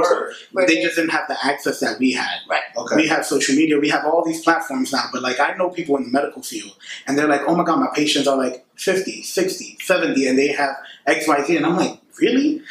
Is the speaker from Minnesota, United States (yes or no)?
no; New York City, New York, United States; my experiences growing up in the Bronx